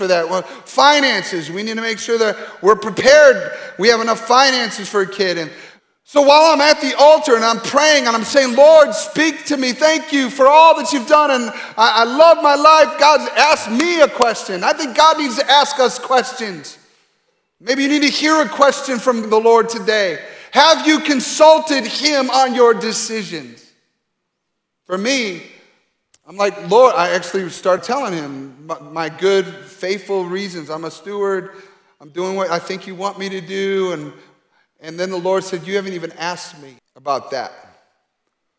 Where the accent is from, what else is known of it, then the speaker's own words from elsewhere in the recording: Grand Rapids, Michigan, United States; moved away; my hometown in Grand Rapids, Michigan